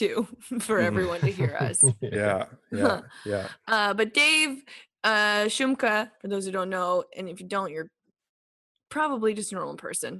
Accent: Winnipeg, Manitoba, Canada; We're four buddies from Winnipeg, Manitoba, Canada

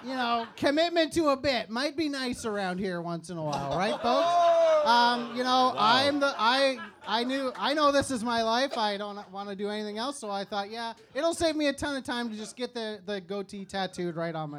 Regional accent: Memphis, Tennessee, United States; I am from Memphis, Tennessee

